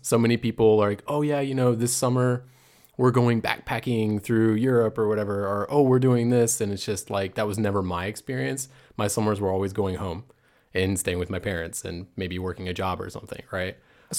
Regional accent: Chesapeake, Virginia, United States; moved away as an adult; now in Freiburg, Germany; I'm originally from Chesapeake, Virginia. I moved to Germany 3 years ago to Heidelberg.

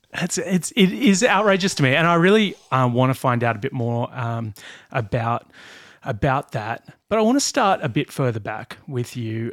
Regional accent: Blue Mountains, New South Wales, Australia; I grew up in the Blue Mountains

